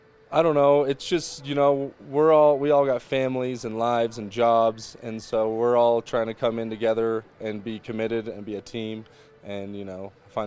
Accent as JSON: {"language": "English", "town": "Edwards", "region": "Colorado", "country": "United States", "tie": "born or raised there", "also_born_or_lived": "Vail, Colorado", "said": "Yeah, I was born in the Vail Hospital, grew up in Edwards, and this is where I grew up playing hockey, right here."}